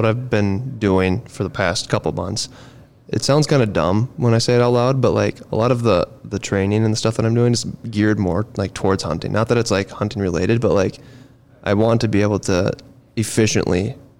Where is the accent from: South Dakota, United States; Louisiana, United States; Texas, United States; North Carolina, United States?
South Dakota, United States; Watertown; I've kind of stuck around my hometown, that Watertown area.